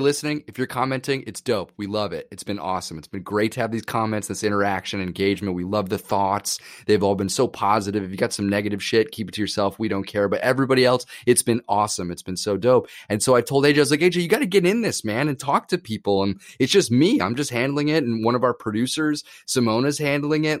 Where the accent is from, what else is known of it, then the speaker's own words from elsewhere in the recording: New York, United States; when I grew up in New York acting a ton